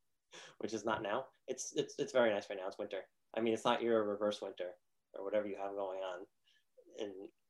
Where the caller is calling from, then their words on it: Pompano Beach, Florida, United States; I'm coming in from South Florida, specifically Pompano Beach, pretty close to Miami